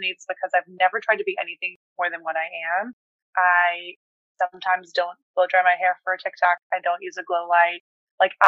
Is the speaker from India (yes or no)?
no; Sweden; moved away; I was born in Sweden.